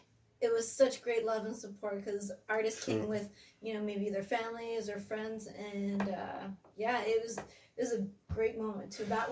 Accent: Calgary, Alberta, Canada; now in Vancouver, Canada; Born and raised Calgary, Alberta, but I live in Vancouver now.

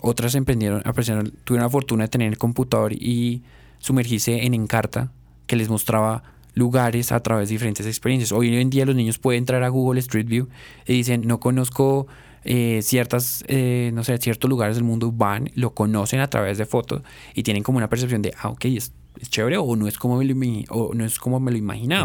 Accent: Colombia; como colombiano

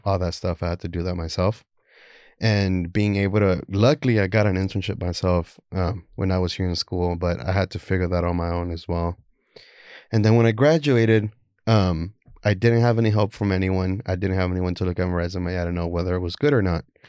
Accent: Houston, Texas, United States; also born or lived in Guatemala; I'm from Houston, Texas.

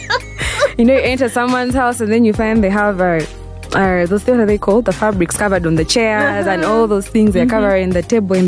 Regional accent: Kampala, Central Region, Uganda; I grew up in Kampala

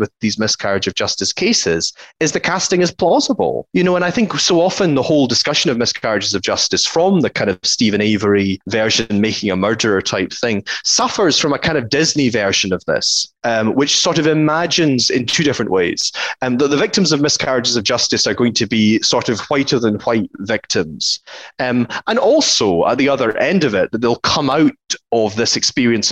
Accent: Mid-Argyll, Scotland, United Kingdom; I grew up in the West Coast in Mid-Argyll.

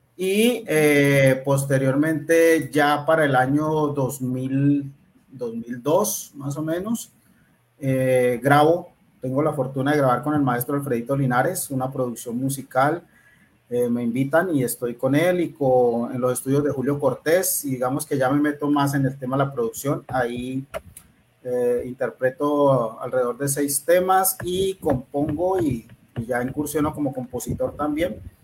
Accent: Cali, Valle del Cauca, Colombia; also born or lived in Buenaventura; yo pues nací aquí en Cali, mm, viví un tiempo en Buenaventura

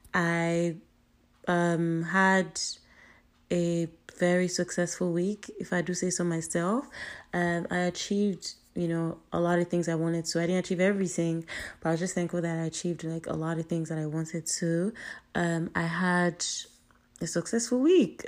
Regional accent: Nigeria; I'm Nigerian, and the way our culture is set up

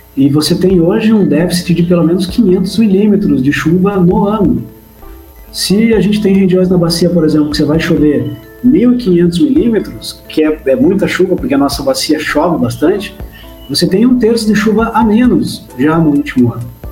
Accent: Curitiba, Paraná, Brazil; moved away as an adult; now in Jaraguá do Sul, Brazil; eu sou de Curitiba, eu não sou de Jaraguá, moro, morei em Jaraguá nos últimos 10 anos quase

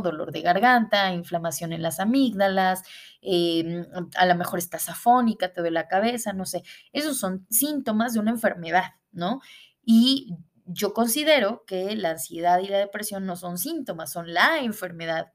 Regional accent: Puebla, Mexico; moved away as an adult; now in Mexicali, Mexico; regreso a mi ciudad natal, a la ciudad de Puebla.

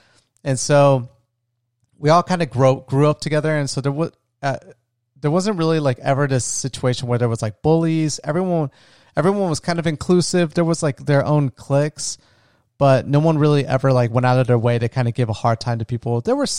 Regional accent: Florida, United States; me and my best friend, we grew up together in my small retirement town where I grew up in Florida.

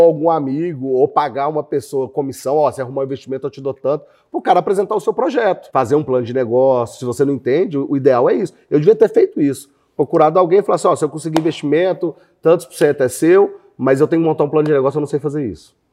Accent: Belo Horizonte, Minas Gerais, Brazil; eu morei em vários bairros de Belo Horizonte.

